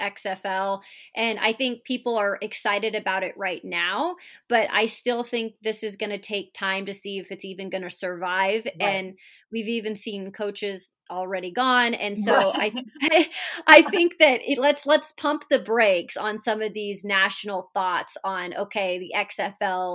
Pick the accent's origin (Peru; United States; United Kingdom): United States; Washington; I grew up in Washington State. It's a big basketball state